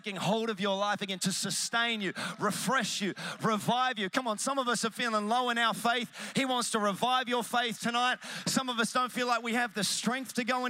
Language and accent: English; Melbourne, Victoria, Australia; I'm from Melbourne